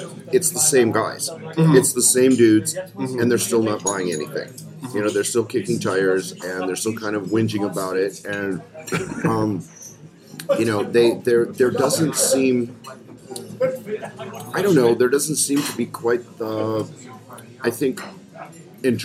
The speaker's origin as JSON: {"language": "English", "country": "United States", "said": "my observation as an American"}